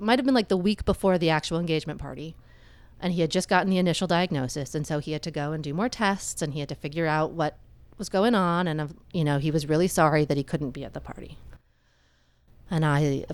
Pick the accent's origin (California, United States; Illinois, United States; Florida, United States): Florida, United States; moved away; Florida because that's where I was born. It's my hometown